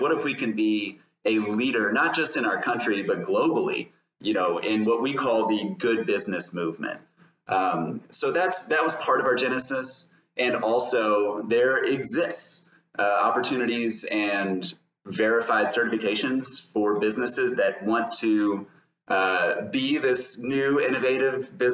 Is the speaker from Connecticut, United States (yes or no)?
no; Louisville, Kentucky, United States; also born or lived in Lexington, Kentucky; I am from Kentucky, from Louisville